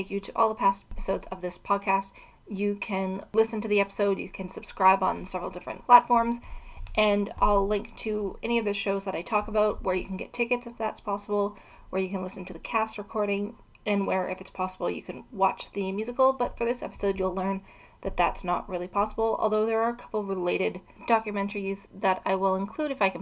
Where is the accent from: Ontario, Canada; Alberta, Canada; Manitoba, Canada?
Alberta, Canada; Edmonton; also born or lived in Dublin, Ireland; Edmonton is where I'm from, that's my hometown